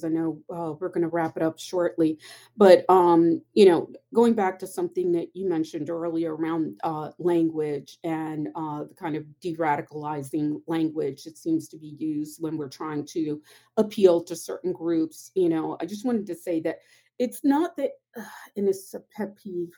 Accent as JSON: {"language": "English", "town": "Philadelphia", "region": "Pennsylvania", "country": "United States", "tie": "born or raised there", "said": "growing up in Southwest Philadelphia"}